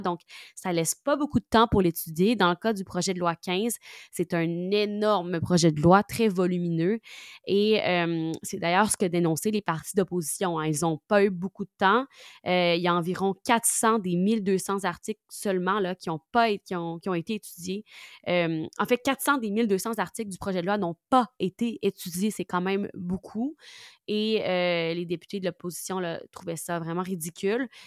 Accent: Quebec, Canada; accent: Québécois; j'ai pris mon accent québécois

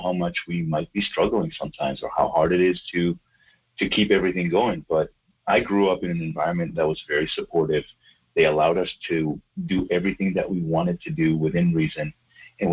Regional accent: Israel; moved away as an adult; now in North Carolina, United States; I was born in Israel and I grew up over there.

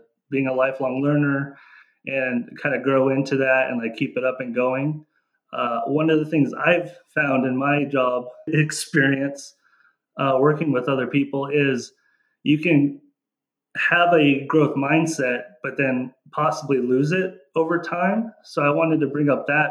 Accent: Mead, United States; moved away as an adult; I'm from Mead, which is just outside of here.

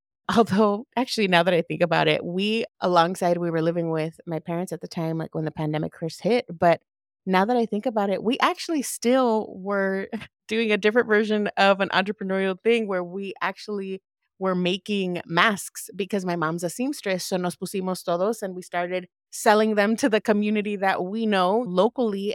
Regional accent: Lynwood, California, United States; also born or lived in Downey, California; I was born and raised in L A, shout out to the hood, I was raised in Linwood

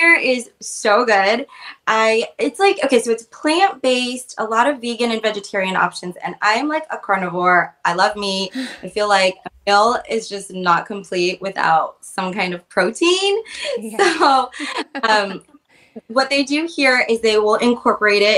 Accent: Oregon, United States; I'm from Oregon

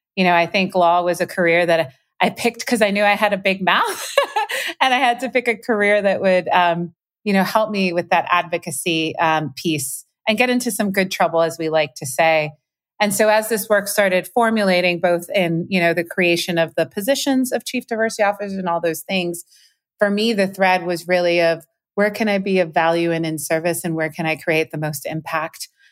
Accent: Puerto Rico; moved away; culturally how I grew up. in Puerto Rico.

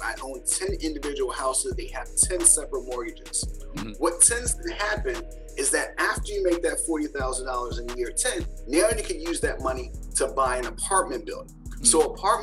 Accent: Philadelphia, Pennsylvania, United States; I grew up in Philadelphia with 6 siblings, single parent household

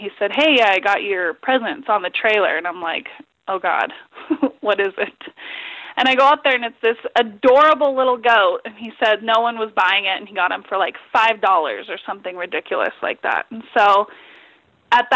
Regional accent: Grass Valley, California, United States; moved away as an adult; now in Molt, United States; growing up in Grass Valley, I always thought that I was from a really small town.

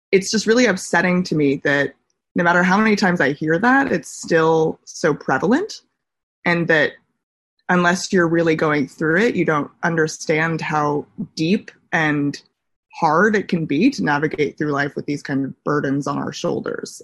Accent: Los Angeles, California, United States; moved away as an adult; also born or lived in Pittsburgh; now in New York City, United States; Growing up in Los Angeles, I've always been surrounded by stereotypes, norms

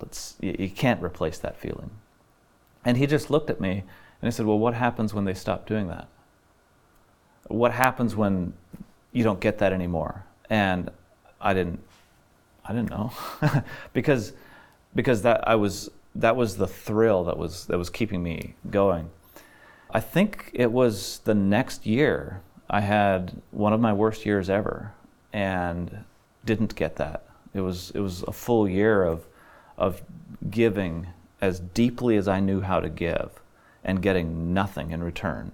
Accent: Middlefield, Ohio, United States; also born or lived in Illinois / Faith Mission Home; landed in Ohio, and that's where I grew up in Middlefield, Ohio

